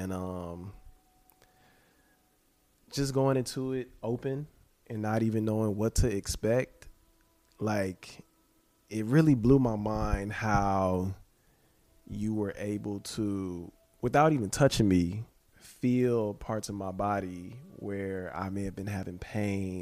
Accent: Texas, United States; now in California, United States; I'm not from California. I'm from Texas

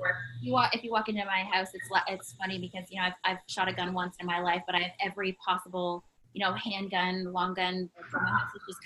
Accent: Canada; as a Canadian

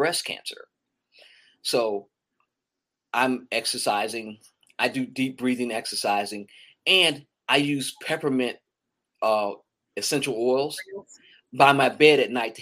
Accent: Meridian, Mississippi, United States; now in Atlanta, United States; I grew up in Meridian, Mississippi.

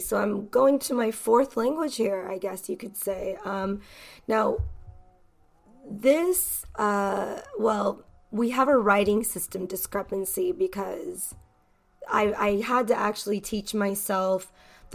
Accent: Los Angeles, California, United States; accent: Valley; first language English; I'm from Los Angeles, California. So if you guys are wondering where my accent is from, it is from Los Angeles, more specifically the Valley. So I have a Valley accent

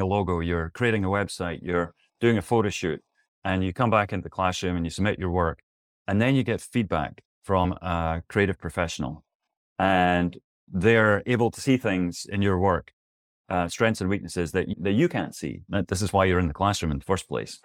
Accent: Scotland, United Kingdom; moved away; also born or lived in New York City / Tempe, Arizona; As you can tell from my accent, or maybe you can't, I'm originally from Scotland

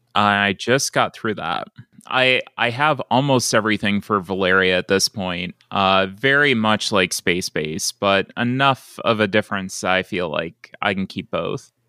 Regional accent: Buffalo, New York, United States; moved away as an adult; also born or lived in Gadsden, Alabama; I grew up in Buffalo, New York, around, uh, that area

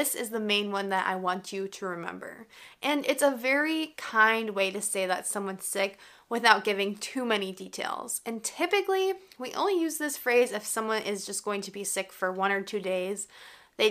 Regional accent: United States; I'm an American English teacher

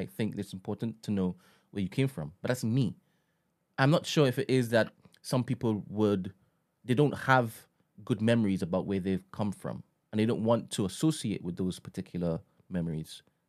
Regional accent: United Kingdom; Like I said, when I go to Trinidad, they know that I'm from Britain.

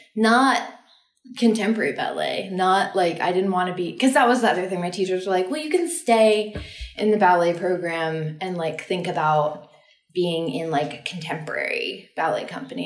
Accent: Austin, Texas, United States; I grew up in Austin, Texas.

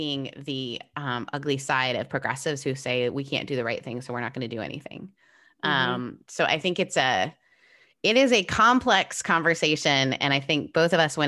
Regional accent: Northern Ontario, Canada; moved away as an adult; now in United States; I grew up in Northern Ontario, about an hour and a half north of Toronto, tiny town

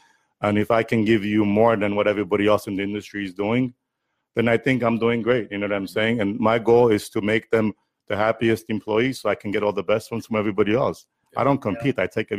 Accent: Fresno, California, United States; And, I think growing up in Fresno, not having as many Armenians around as we have here, that made me feel good of how, other nationalities treated us.

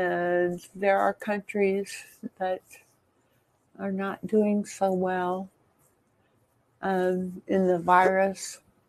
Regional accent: United States; I'm an American. I was born and raised here

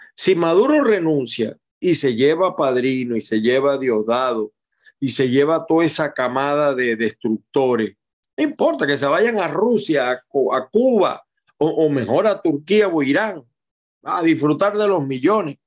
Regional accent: Maracay, Aragua, Venezuela; now in Zulia, Venezuela; yo soy de Maracay, me fui hace muchísimos años de allá por razones obvias, estudios, etcétera, y me quedé en el Zulia y ahora soy más zuliano que maracayero

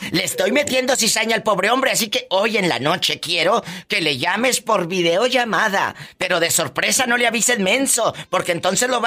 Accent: Guanajuato, Mexico; De Guanajuato.

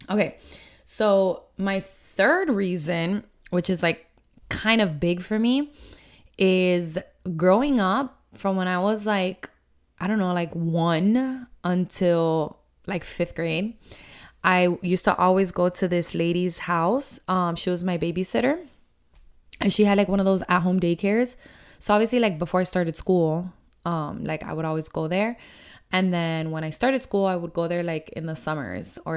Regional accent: Miami, Florida, United States; accent: Miami; first language Spanish; English is a second language; I've just grown up to my Cuban side a lot stronger. The second thing, which I think is huge, is I grew up in Miami.

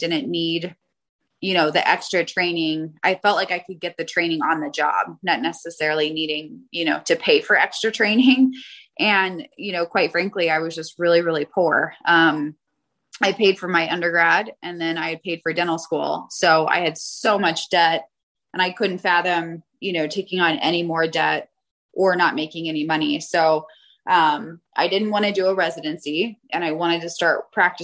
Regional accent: Chicago, Illinois, United States; moved away as an adult; now in Aurora, Colorado, United States; I grew up in Illinois

